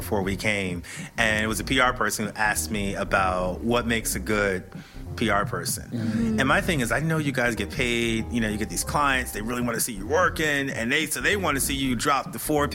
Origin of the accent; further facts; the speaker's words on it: Philadelphia, Pennsylvania, United States; Philly is my hometown